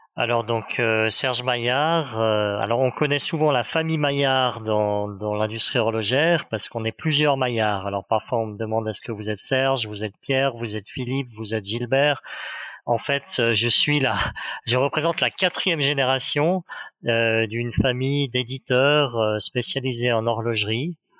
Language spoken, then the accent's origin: French; Geneva, Switzerland; je, viens de Genève, je viens de, de Suisse, et donc l'horlogerie finalement fait partie de notre paysage quotidien.